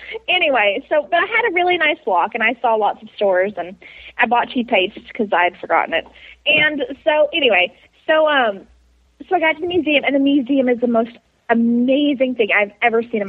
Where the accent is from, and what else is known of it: Texas, United States